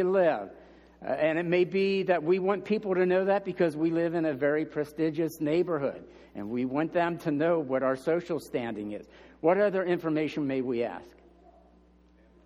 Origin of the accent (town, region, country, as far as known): United States